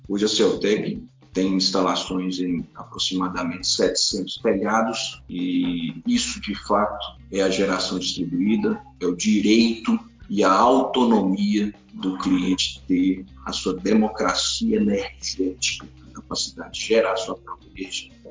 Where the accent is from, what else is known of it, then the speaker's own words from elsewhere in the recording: Teófilo Otoni, Minas Gerais, Brazil; voltei para a minha cidade natal, na cidade Teófilo Otoni, aqui no nordeste de Minas Gerais